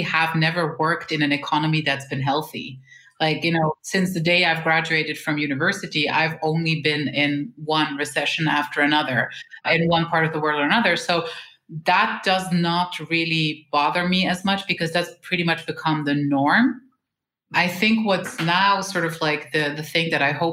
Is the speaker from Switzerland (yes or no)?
yes; Switzerland; We were born and raised in Switzerland.